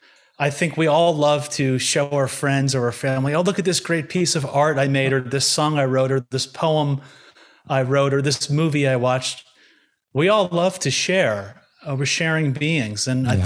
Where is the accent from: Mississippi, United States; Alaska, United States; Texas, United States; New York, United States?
New York, United States; born there; I was born in Long Island, New York, very kind of mainstream upbringing.